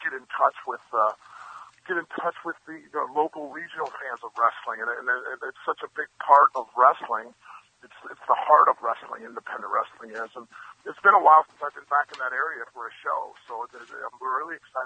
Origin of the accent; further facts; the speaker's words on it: Cleveland, Ohio, United States; also born or lived in Washington, D.C.; I grew up in Cleveland.